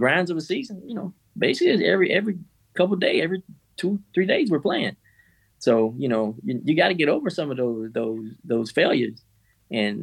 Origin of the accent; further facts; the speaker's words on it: Miami, Florida, United States; moved away; I'm from Miami